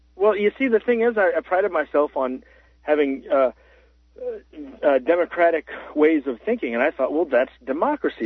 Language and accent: English; Central Florida, United States; now in Colorado, United States; I'm from the uh, touristy part of Florida, Central Florida, uh, around the House of the Mouse.